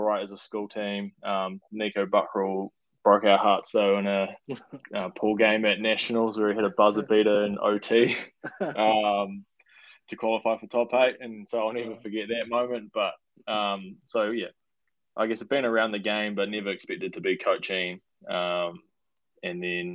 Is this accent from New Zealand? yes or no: yes; Christchurch, Canterbury, New Zealand; I grew up in Christchurch.